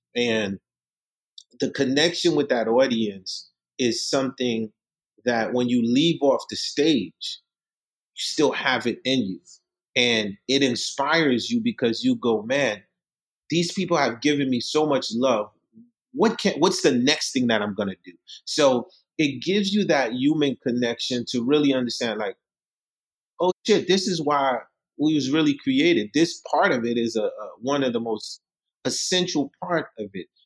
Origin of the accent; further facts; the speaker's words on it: New York City, New York, United States; English is a second language; also born or lived in Haiti; I left Haiti when I was 10 years old. I came to Brooklyn. I grew up in Marlboro Projects, Coney Island